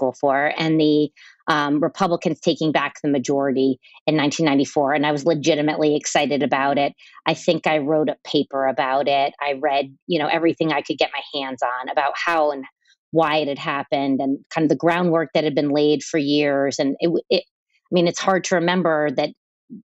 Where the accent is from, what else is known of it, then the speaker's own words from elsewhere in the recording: United States; accent: Yankee; my Yankee accent